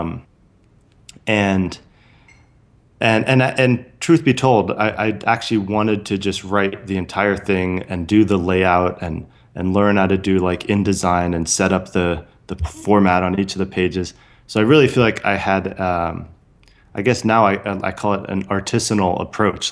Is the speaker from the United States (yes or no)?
yes; San Francisco Bay Area, California, United States; I grew up in the San Francisco Bay Area